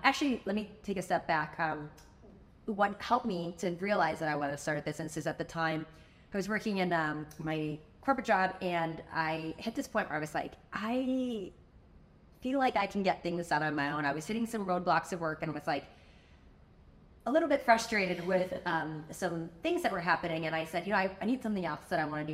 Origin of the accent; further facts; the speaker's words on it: Chicago, Illinois, United States; moved away as an adult; now in Miami, United States; I'm originally from Chicago